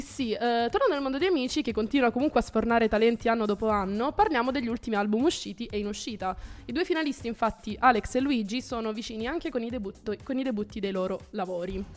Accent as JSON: {"language": "Italian", "area": "Salento", "region": "Apulia", "country": "Italy", "said": "vengo dal Salento"}